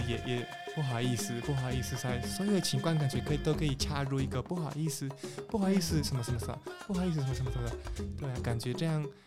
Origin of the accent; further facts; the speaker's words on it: Peru; Chinese is a second language; now in Taiwan; 来自秘鲁